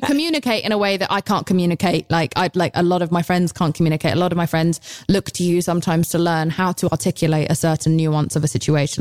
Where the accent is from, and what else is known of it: United Kingdom